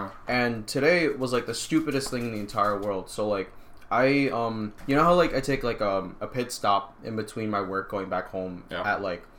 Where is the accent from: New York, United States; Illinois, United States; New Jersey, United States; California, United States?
New Jersey, United States; We're from New Jersey.